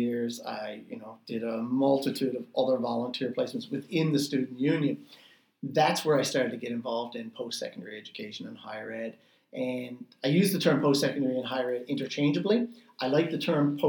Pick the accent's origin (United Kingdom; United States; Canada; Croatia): Canada; St. John's, Newfoundland and Labrador; I had never lived in residence at Memorial because I grew up in St. John's